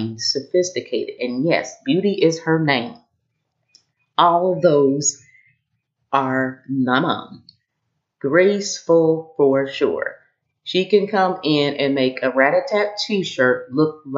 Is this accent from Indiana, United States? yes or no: yes; Kokomo, Indiana, United States; the first Black woman on the school board in our town growing up in Kokomo